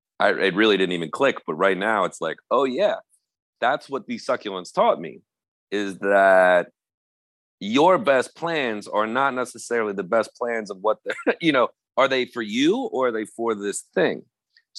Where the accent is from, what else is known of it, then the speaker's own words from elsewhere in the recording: Wilmington, Delaware, United States; I grew up in Wilmington, Delaware